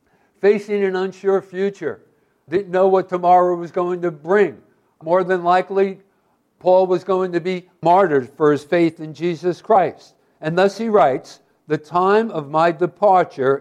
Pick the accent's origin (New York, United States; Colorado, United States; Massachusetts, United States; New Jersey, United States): New Jersey, United States; Hoboken; I was raised in Hoboken, New Jersey